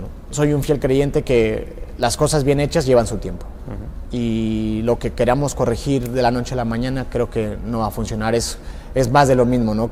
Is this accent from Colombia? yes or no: no; Mexico